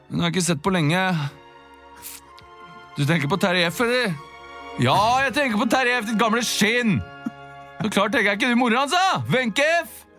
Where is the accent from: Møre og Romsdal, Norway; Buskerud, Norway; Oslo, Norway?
Oslo, Norway; Jeg har vokst opp på Bjølsen i Oslo.